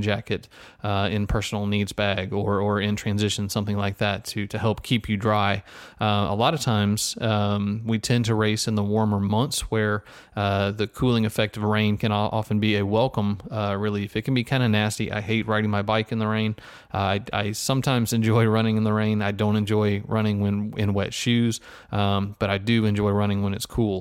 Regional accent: Texas, United States; a Texan

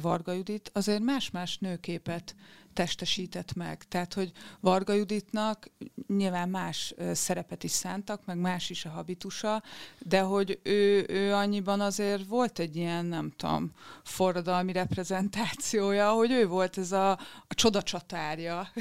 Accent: Győr, Győr-Moson-Sopron, Hungary; én Győri vagyok

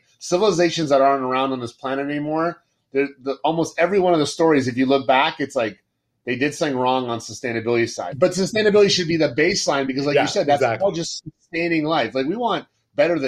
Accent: Florida, United States; I grew up in Florida almost all my life

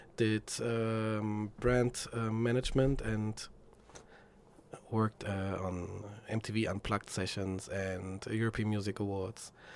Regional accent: Frankfurt, Hesse, Germany; moved away as an adult; now in Berlin, Germany; my hometown, Frankfurt.

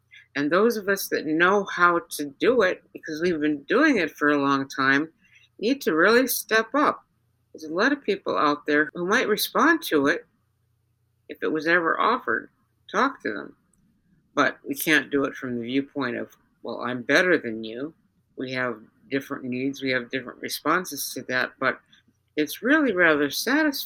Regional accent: United States; accent: Yankee; also born or lived in Georgia (implied South); now in Minnesota, United States; my Yankee accent

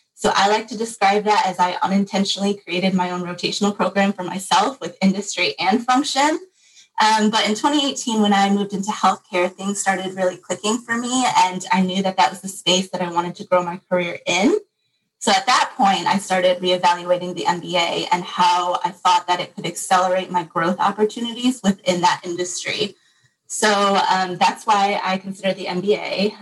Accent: Michigan, United States; grew up in Michigan and am here for school as well

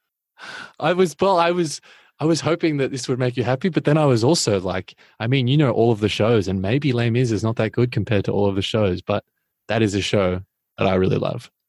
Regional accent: Australia; I'm an Australian

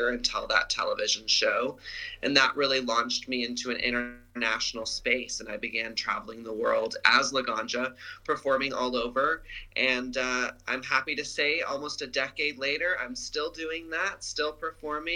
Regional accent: Dallas, Texas, United States; moved away as an adult; now in California, United States; I grew up in Dallas, Texas

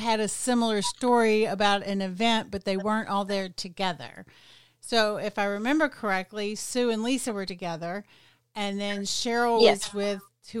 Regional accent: De Queen, Arkansas, United States; This is the group of girls I grew up with in Dequeen, Arkansas. We all graduated high school together way back when.

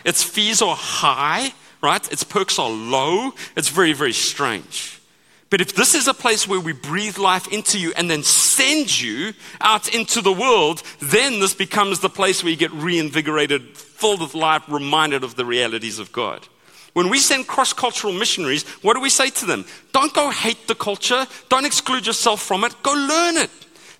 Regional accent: United States; the same guy delivers boxes to my house every day because I'm American and I order stuff every day, right?

